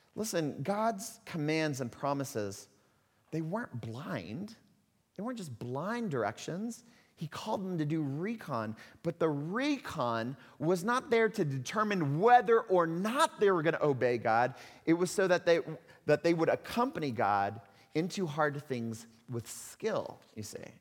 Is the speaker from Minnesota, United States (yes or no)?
no; Texas, United States; accent: hick; moved away; I'm a Texas, a Texan kid, right? I'm from Texas, and even if you don't know that, you can probably detect a little bit of hick in the voice every once in a while.